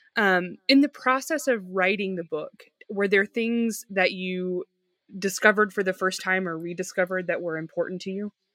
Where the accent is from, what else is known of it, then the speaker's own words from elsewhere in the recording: the South, United States; I'm a Southerner